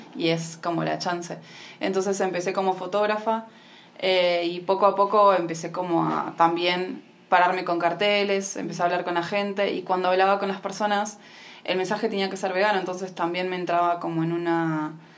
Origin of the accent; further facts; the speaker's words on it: Argentina; now in Mar del Plata, Argentina; soy de Argentina, de Mar del Plata